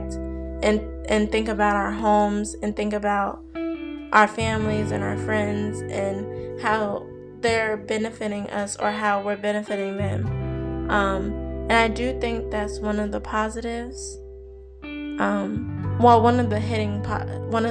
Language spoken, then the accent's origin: English; New Jersey, United States; moved away; also born or lived in Maryland; my home in Jersey